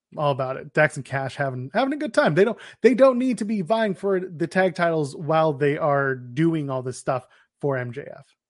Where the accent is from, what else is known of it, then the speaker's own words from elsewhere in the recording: Canada; We're Canadian